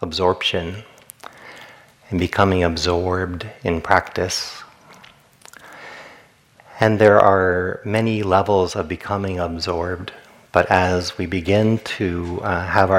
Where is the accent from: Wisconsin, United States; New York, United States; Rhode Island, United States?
Rhode Island, United States; I grew up in Rhode Island